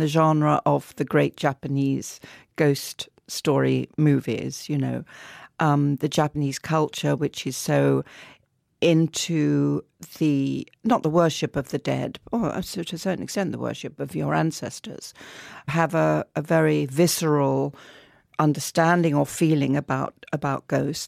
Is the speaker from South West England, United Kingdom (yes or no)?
no; Southend-on-Sea, East of England, United Kingdom; In my hometown, my wonderful hometown of Southend-on-Sea